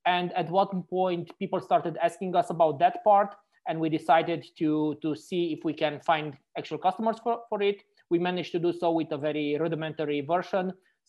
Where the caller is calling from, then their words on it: Frankfurt, Hesse, Germany; I'm calling from Frankfurt in Germany right now.